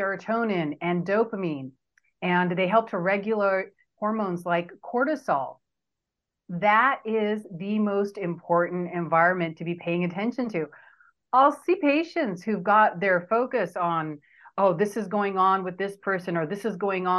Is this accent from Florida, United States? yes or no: no; Southern California, United States; accent: California; also born or lived in India; I came here when I was 4 years old, here being Southern California, and I was raised here most of my life.